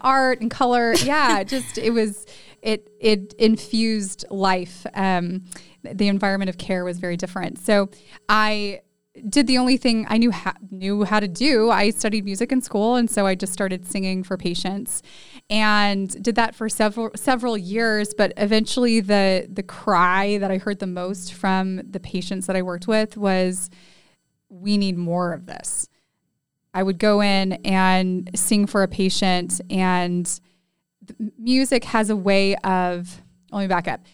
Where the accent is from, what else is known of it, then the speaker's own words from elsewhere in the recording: California, United States; now in San Antonio, United States; when I moved from California, where I grew up, to San Antonio